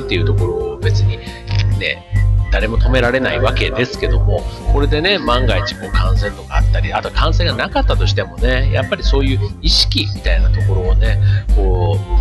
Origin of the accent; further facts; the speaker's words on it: Osaka, Japan; moved away as an adult; 大阪、ね、実家があるところ